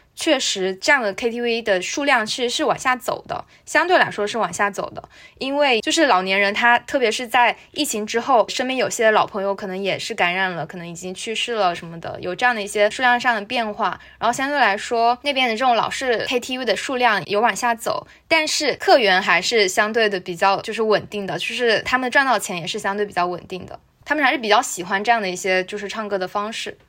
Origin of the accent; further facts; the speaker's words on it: Ningde, Fujian, China; 我所在的这个小城宁德